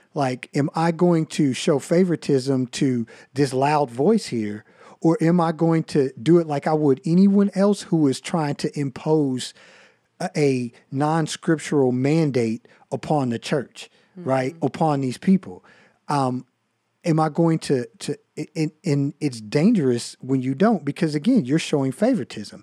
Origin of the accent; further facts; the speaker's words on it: United States; I love being an American. I feel like I'm blessed to live here